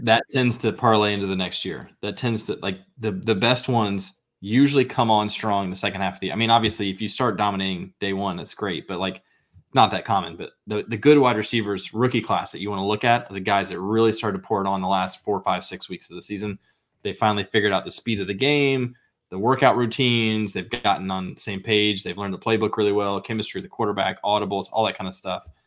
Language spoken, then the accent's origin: English; near Highland, Illinois, United States; Highland, Illinois, twenty minutes from my hometown. Very small town